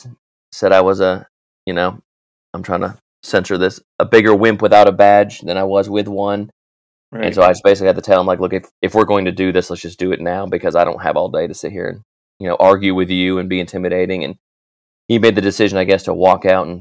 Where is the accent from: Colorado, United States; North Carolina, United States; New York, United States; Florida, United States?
North Carolina, United States; also born or lived in New Hampshire; moved to North Carolina, where I've lived a longer period of life here in North Carolina